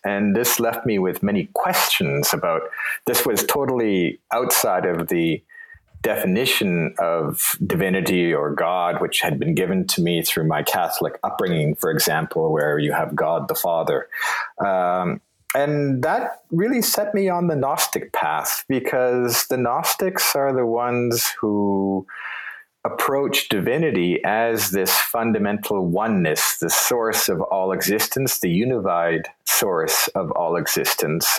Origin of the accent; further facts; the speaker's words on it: Toronto, Ontario, Canada; moved away as an adult; also born or lived in Vienna; born in Toronto and raised in Toronto